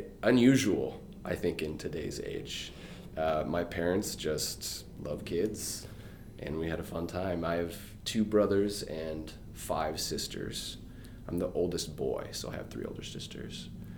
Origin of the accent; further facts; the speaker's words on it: Fresno, California, United States; I'm from Fresno, California.